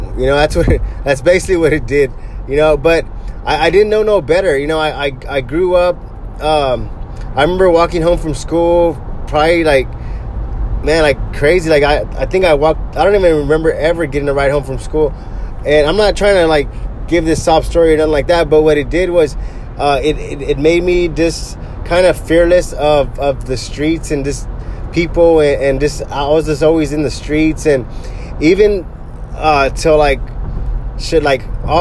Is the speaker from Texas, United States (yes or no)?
yes; Corpus Christi, Texas, United States; also born or lived in Bay City, Texas; I grew up here in Corpus Christi, Texas. We moved here I was like 3 years old, and we used to live in Bay City, Texas